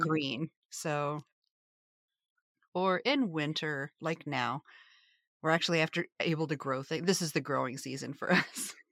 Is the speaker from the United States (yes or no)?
yes; Appalachia, United States; moved away as an adult; I've only been here two years. I'm from Appalachia